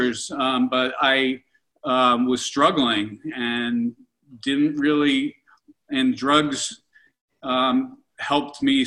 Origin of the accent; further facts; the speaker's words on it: Pittsburgh, Pennsylvania, United States; I'm 58 years old, and you know, I grew up in Pittsburgh and in the 70s.